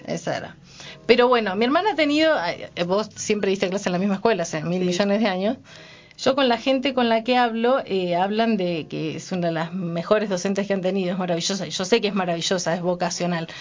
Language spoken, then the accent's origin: Spanish; Senillosa, Neuquén, Argentina; also born or lived in San Juan, Argentina; pero después vivimos mucho tiempo en Cenillosa